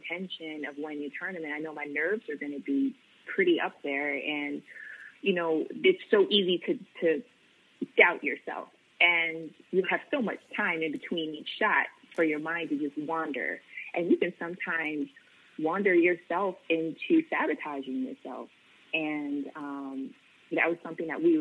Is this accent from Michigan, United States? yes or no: yes; Flint, Michigan, United States; moved away as an adult; also born or lived in Jackson, Mississippi; growing up in Flint, it's the north.